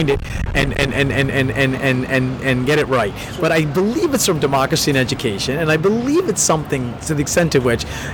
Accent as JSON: {"language": "English", "region": "East Coast", "country": "United States", "said": "I'm from the East Coast"}